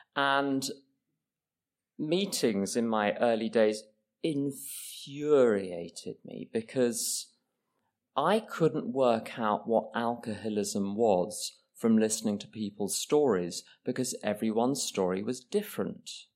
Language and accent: English; England, United Kingdom; I, I'm English